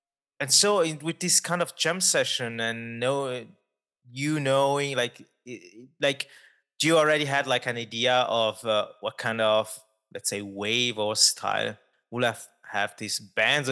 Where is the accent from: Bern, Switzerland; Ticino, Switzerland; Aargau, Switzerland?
Ticino, Switzerland; I grew up in Ticino